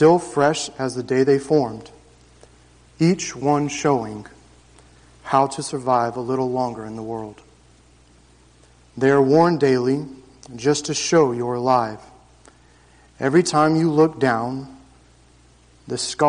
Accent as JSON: {"language": "English", "town": "Jacksonville", "region": "Florida", "country": "United States", "tie": "born or raised there", "said": "my story begins June 26, 1987, Jacksonville, Florida. I grew up on 2 acres in the suburbs of Jacksonville"}